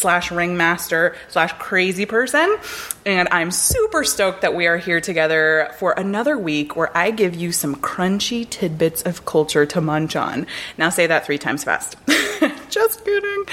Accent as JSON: {"language": "English", "town": "North Miami", "region": "Florida", "country": "United States", "tie": "born or raised there", "said": "I grew up in North Miami, where there's a large Jewish population"}